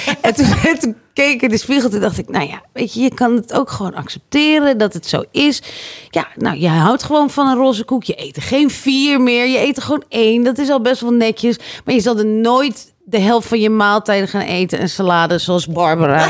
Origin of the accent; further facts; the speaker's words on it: Harderwijk, Gelderland, Netherlands; ik kom uit Harderwijk